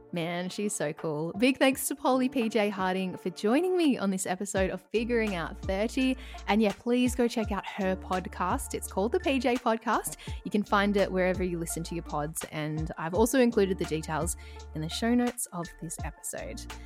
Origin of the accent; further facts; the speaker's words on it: Ballarat, Victoria, Australia; now in Melbourne, Australia; I'm originally from Ballarat